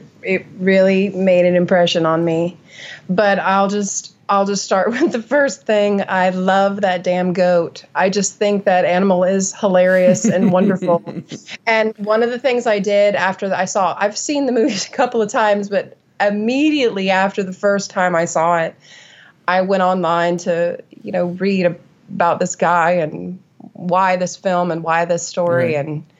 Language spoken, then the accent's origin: English; New England, United States; only a kid in New England, growing up in New England, making a point of studying New England